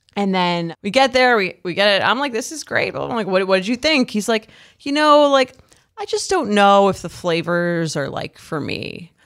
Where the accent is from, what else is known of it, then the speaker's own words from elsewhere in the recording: Long Island, New York, United States; accent: Long Island; that's my Long Island accent